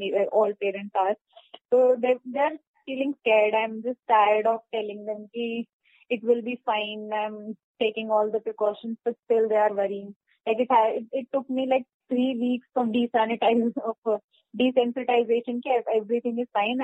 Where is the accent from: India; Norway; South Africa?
India; Delhi; I am from Delhi only